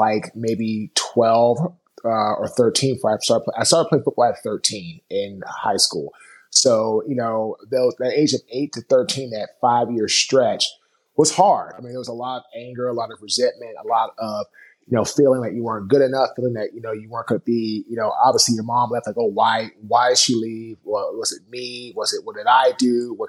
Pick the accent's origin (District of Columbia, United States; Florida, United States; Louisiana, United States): District of Columbia, United States; Washington; I was born in Washington, D.C.